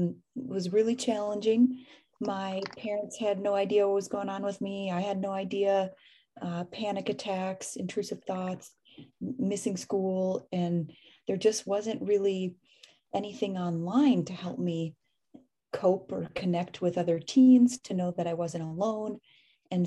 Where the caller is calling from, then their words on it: Oakland, California, United States; Oakland, California. Not at the moment, but typically.